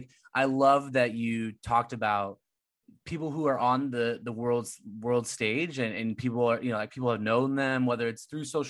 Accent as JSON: {"language": "English", "region": "California", "country": "United States", "said": "And I came from California, so I have no room."}